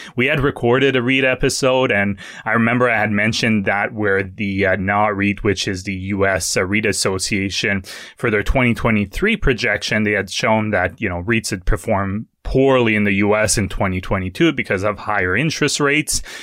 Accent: Quebec, Canada; moved away as an adult; I grew up in Quebec for most of my life, so up until I was twenty-two

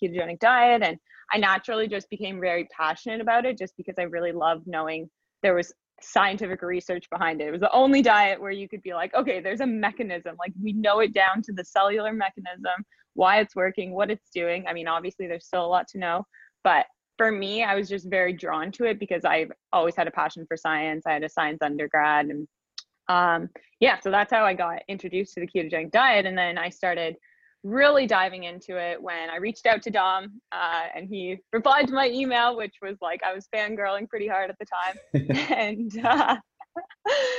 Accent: just outside of Toronto, Ontario, Canada; I'm from Canada. I'm just outside of Toronto

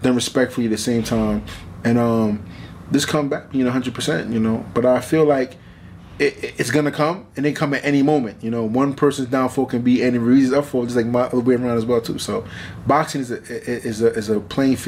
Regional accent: New York, United States; To fight AJ and MSG in my hometown

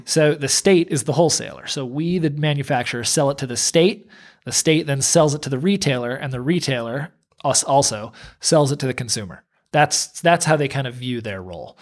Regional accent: United States; moved away as an adult; now in Portland, Maine, United States; we're not Mainers, you know, we're from New York

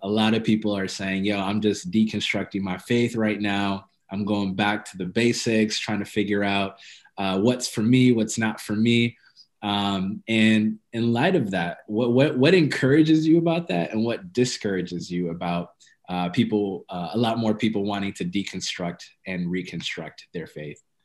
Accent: Ethiopia; I'm Ethiopian

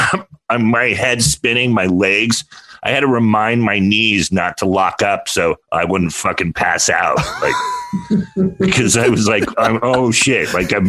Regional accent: California, United States; growing up in California

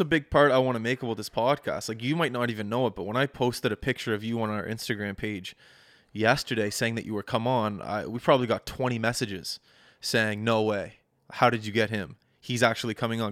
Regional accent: Halifax, Nova Scotia, Canada; my hometown of Halifax

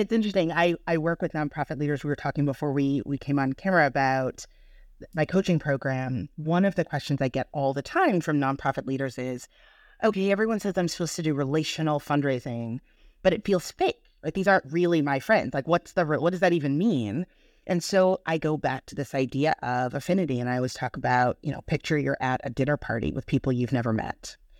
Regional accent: Birmingham, Michigan, United States; moved away as an adult; also born or lived in Boston, Massachusetts; I'm from Birmingham, Michigan

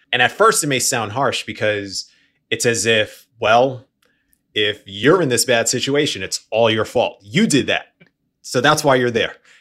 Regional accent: New York, United States; moved away; I'm from New York originally. I grew up, we had bodegas on the corner

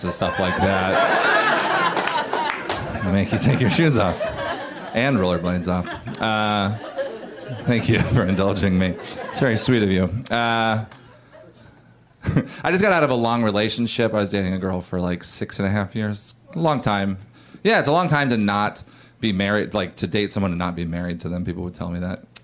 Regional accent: Oregon, United States; I grew up in Oregon

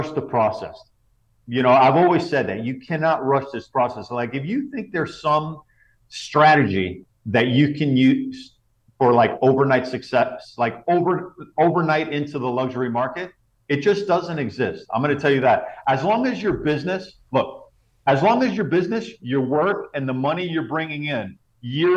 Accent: South Florida, United States; my hometown in South Florida

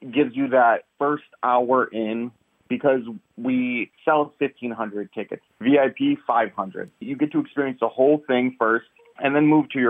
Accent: Detroit, Michigan, United States; We start at my hometown, Detroit, Michigan.

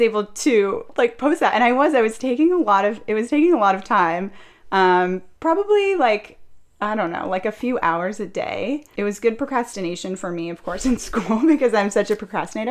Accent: Orange County, California, United States; I'm 29 years old. I was born and raised in Orange County

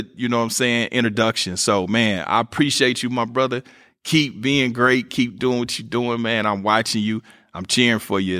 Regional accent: Kansas City, Missouri, United States; Yeah, I'm from Kansas City, MO, where … is from.

